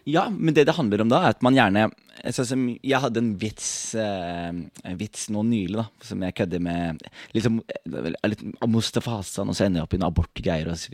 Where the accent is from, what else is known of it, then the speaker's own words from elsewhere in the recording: Skien, Telemark, Norway; er jeg ikke herfra. Jeg er fra Skien